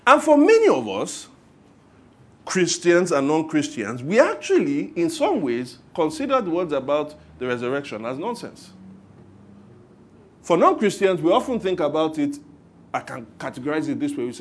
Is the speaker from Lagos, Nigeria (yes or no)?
yes; Lagos, Nigeria; growing up in Lagos